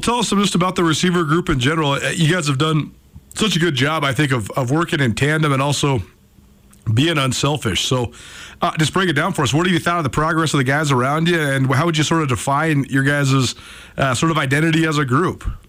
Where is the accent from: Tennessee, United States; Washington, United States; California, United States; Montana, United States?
Montana, United States; Missoula; I'm from Missoula, Montana. I went to school in Missoula, Montana